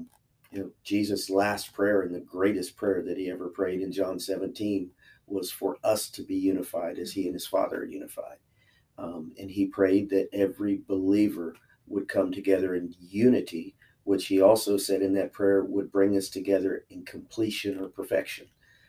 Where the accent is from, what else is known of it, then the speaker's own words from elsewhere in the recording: Chillicothe, United States; Born and raised in Chillicothe, graduated from Uniota in 1988.